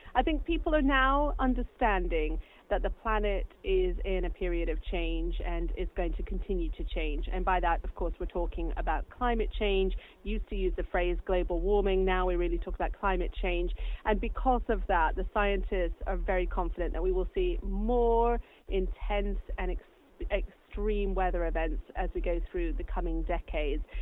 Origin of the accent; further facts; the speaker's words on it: United States; now in United Kingdom; I grew up in the States.